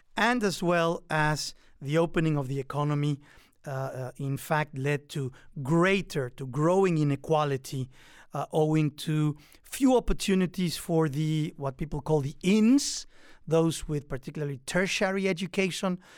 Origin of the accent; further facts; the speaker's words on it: Mexico; moved away as an adult; also born or lived in England / Washington, D.C., United States; now in United States; I am Mexican American